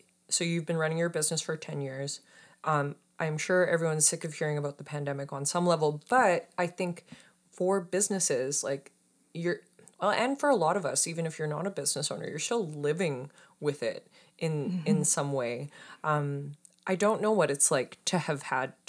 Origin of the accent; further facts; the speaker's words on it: Saskatoon, Saskatchewan, Canada; moved away as an adult; I'm originally from Saskatoon, Saskatchewan. I'm a prairie girl. I moved out here in 2014.